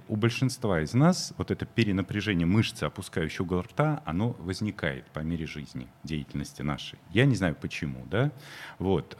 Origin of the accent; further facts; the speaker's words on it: Moscow, Russia; я тоже москвич